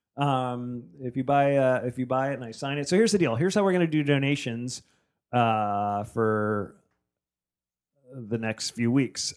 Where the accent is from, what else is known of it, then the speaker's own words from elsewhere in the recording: New Jersey, United States; moved away; I grew up in New Jersey.